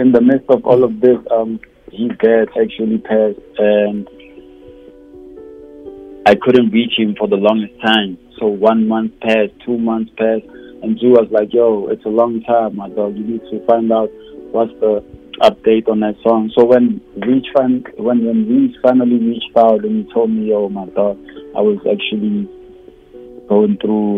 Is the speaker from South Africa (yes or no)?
yes; South Africa; as originally South African as I found, there's someone out there in South Africa who has to relate to like what I talk about on these songs